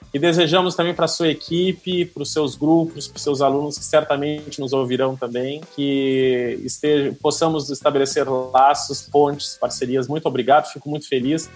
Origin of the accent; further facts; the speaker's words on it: Rio Grande do Sul, Brazil; eu sou gaúcho, tem uma palavra que a gente usa lá muito, espraiar